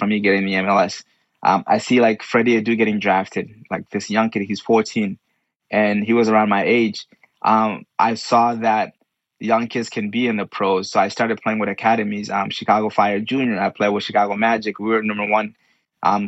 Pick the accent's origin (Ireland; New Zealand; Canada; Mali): Mali; moved away; a fellow Malian